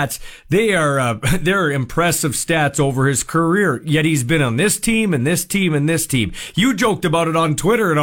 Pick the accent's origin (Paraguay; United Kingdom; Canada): Canada; I'm obviously Canadian born and bred